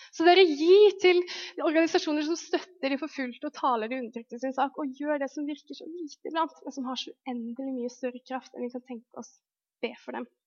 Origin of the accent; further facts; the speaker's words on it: Lofoten, Nordland, Norway; jeg vokste opp i Lofoten, som er liksom en øy langt oppe i nord